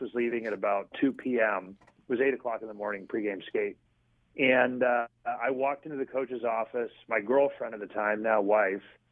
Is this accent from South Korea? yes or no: no; Collingwood, Ontario, Canada; moved away as an adult; also born or lived in Toronto, Canada; now in Biloxi, United States; my hometown, which was in Collingwood, Ontario